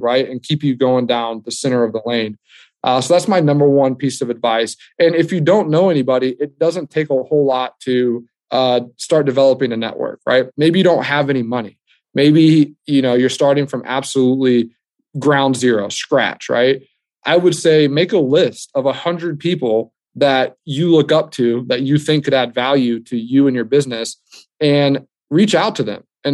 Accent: United States; us being American

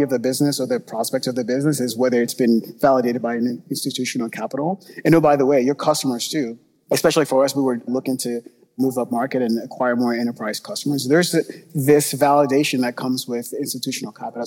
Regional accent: Nigeria; moved away; I grew up in Nigeria

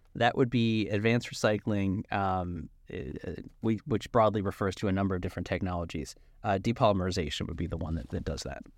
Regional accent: New Jersey, United States; also born or lived in Philadelphia; I'm from South Jersey

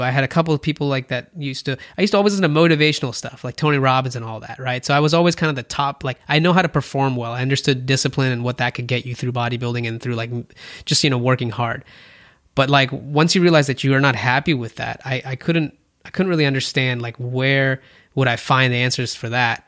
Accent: India; moved away; I'm Indian.

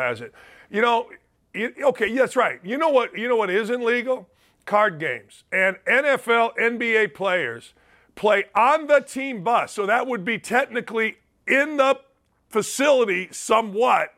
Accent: Gary, Indiana, United States; a guy from my hometown, Alex Karras

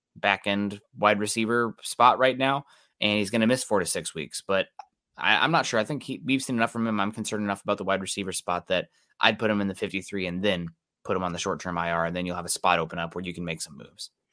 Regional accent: Midwest, United States; I'm from the Midwest

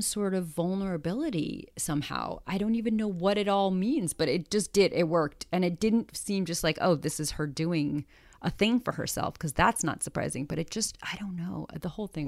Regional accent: New York, United States; also born or lived in Los Angeles; I am a New Yorker

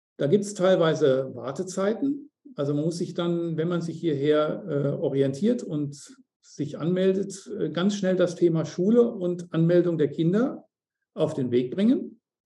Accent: Germany; moved away as an adult; now in Mauritius; als Deutsche

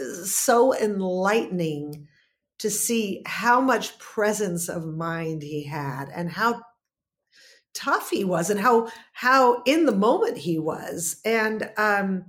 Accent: Los Angeles, California, United States; growing up in California, in Hollywood, California, in the 60s

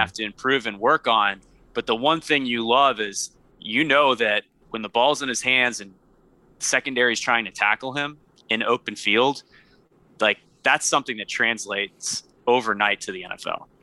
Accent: Louisiana, United States; moved away as an adult; also born or lived in Virginia; I'm from Louisiana originally

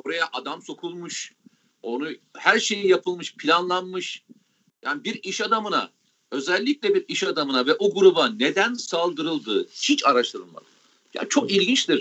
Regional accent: Samsun, Turkey; kendi memleketimden

